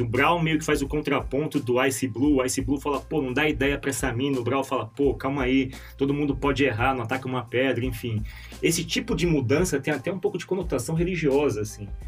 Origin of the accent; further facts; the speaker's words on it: São Paulo, Brazil; A gente é de São Paulo